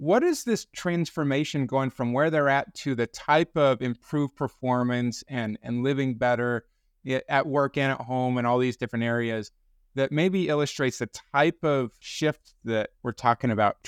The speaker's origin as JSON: {"language": "English", "region": "Utah", "country": "United States", "tie": "born or raised there", "said": "I grew up in Utah, so I'm a Utah Jazz fan."}